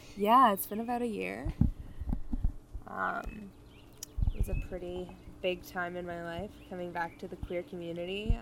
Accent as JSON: {"language": "English", "town": "Gatineau", "region": "Quebec", "country": "Canada", "tie": "born or raised there", "said": "I'm 25. I grew up in Gatineau"}